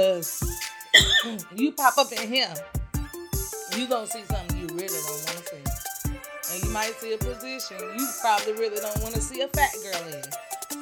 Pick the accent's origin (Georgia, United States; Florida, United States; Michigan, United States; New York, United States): Georgia, United States; Georgia. Sorry, my hometown